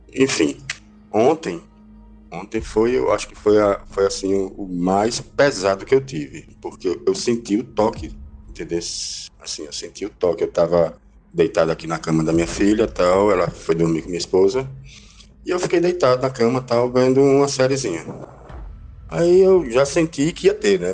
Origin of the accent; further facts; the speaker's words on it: Recife, Pernambuco, Brazil; eu sou aqui de Recife